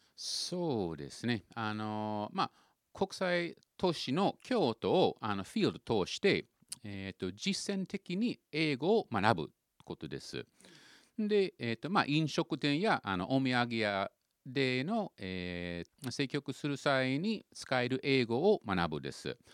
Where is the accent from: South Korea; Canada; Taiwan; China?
Canada; Vancouver, British Columbia; Japanese is a second language; moved away as an adult; now in Japan; あのキャナダの中の私があの生まれたの町は、はいはい、えっとバンクーバーです